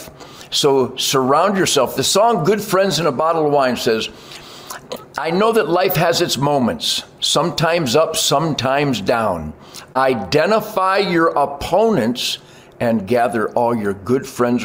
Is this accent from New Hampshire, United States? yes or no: no; Detroit, Michigan, United States; where I grew up in Detroit